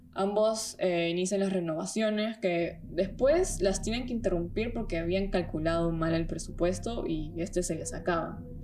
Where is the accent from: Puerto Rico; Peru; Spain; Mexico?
Peru; now in Germany; soy de Perú, vivo hace un tiempo en Alemania